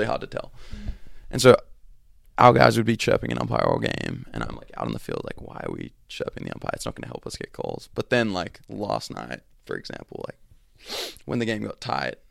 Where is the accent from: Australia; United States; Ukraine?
Australia; accent: Australian; moved away; my Australian accent